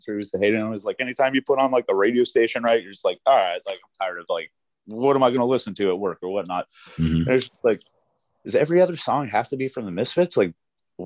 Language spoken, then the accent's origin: English; Denver, Colorado, United States; now in Philadelphia, United States; I grew up in Denver, then moved up to the mountains.